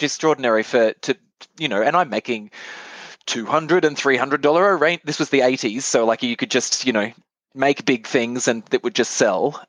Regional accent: Bundaberg, Queensland, Australia; moved away as an adult; also born or lived in Brisbane / Japan; I come from Queensland and everything is subtropical, and I grew up with heliconias and anthuriums

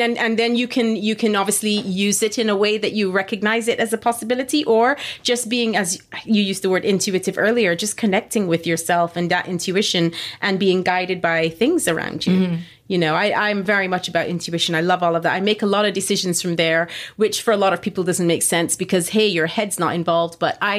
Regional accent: Barbados; also born or lived in London, United Kingdom; Like I grew up both in Barbados and then living in London. I've grown up and lived pretty close to airports.

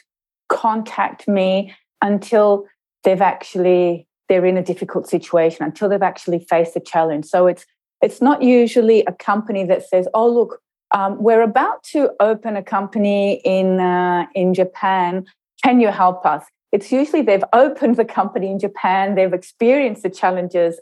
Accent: Australia; you can probably hear from my accent that I was brought up in Australia.

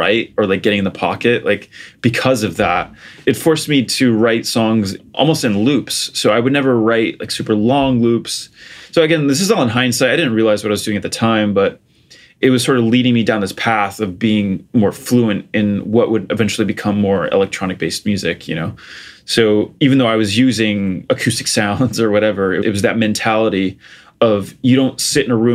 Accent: Portugal; I grew up in Portugal. So I was born and raised there.

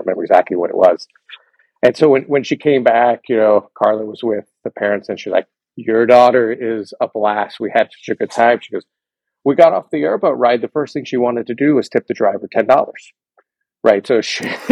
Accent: Miami, Florida, United States; I grew up in Miami, Florida

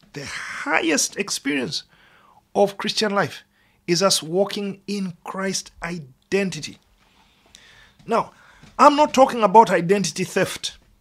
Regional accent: United Kingdom; as British people

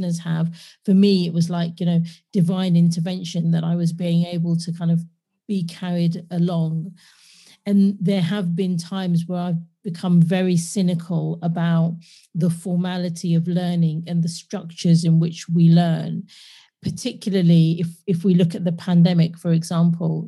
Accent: London, United Kingdom; I was born and raised in London

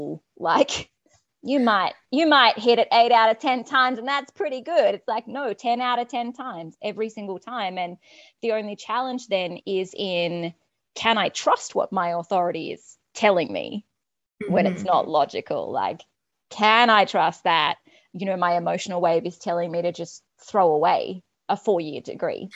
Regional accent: Australia; I'm Australian

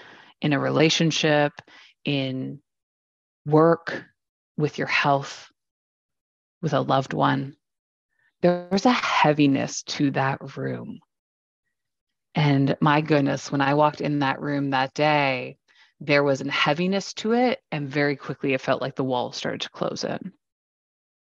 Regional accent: Waterloo, Ontario, Canada; I grew up in Waterloo, Ontario, Canada, home of the Blackberry

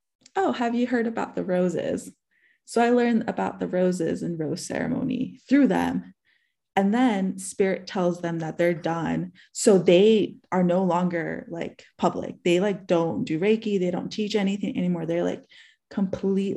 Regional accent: New York City, New York, United States; moved away; I'm originally from New York City. And so I had gone back to New York to visit my parents.

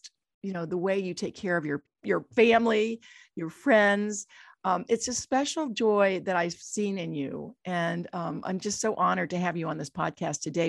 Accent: Dayton, Ohio, United States; growing up in Dayton, Ohio, in this little town

